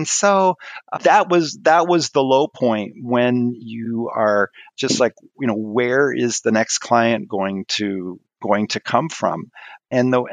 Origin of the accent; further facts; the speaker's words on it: Maryland, United States; moved away as an adult; also born or lived in Twin Cities, Minnesota; I grew up in Maryland